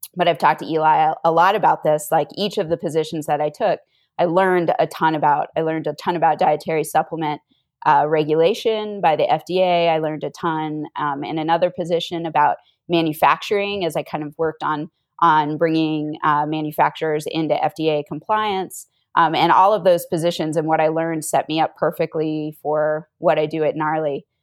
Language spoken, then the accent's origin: English; Northern Virginia, United States; moved away as an adult; also born or lived in Utah; I grew up on the East Coast in Northern Virginia.